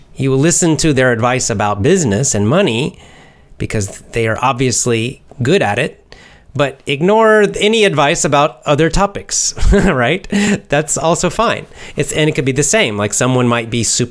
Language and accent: English; Georgia, United States; now in Osaka, Japan; I'm from United States, America, and born in the United States, and specifically from the southeast part of America, Georgia, the state of Georgia, not the country, the state